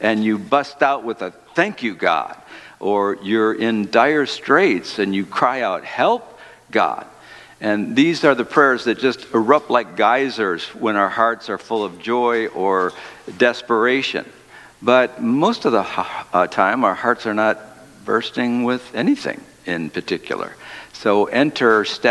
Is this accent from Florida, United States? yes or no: no; Detroit, Michigan, United States; the city of Detroit, my hometown